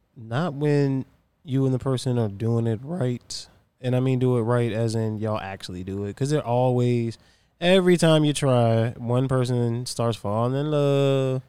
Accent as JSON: {"language": "English", "region": "Virginia", "country": "United States", "said": "I'm from Virginia"}